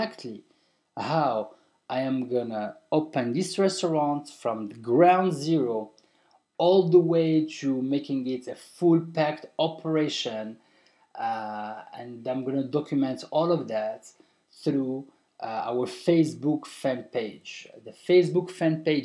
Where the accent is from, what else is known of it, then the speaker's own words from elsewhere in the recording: Morocco; now in Marrakech, Morocco; it's my country, man. I'm from Morocco. I've been living for 21 years out of Morocco, and I'm back to the motherland.